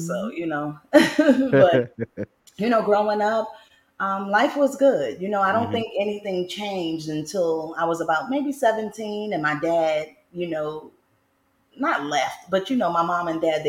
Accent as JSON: {"language": "English", "town": "New York City", "region": "New York", "country": "United States", "tie": "born or raised there", "also_born_or_lived": "Brooklyn, New York", "said": "I'm born in Brooklyn, but I'm raised in the Bronx. My friends don't let me forget that. I'm from Edenwall."}